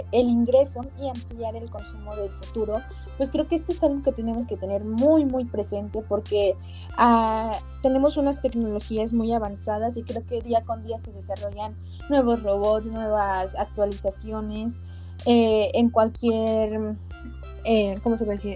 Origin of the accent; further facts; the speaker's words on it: Puebla, Mexico; nosotros que somos de Puebla, pues aquí está la Volkswagen